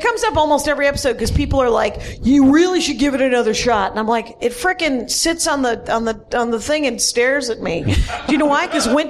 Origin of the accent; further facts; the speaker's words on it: United States; I'm an American.